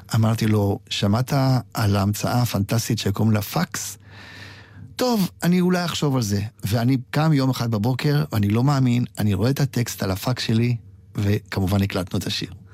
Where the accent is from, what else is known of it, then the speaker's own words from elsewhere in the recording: Israel; also born or lived in Poland; אני באתי מפולין בגיל מאוד מאוד צעיר, אבל גדלתי פה על כל השירים